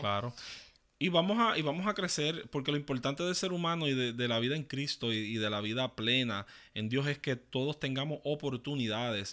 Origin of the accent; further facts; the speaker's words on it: Puerto Rico; muchos que nacimos en Puerto Rico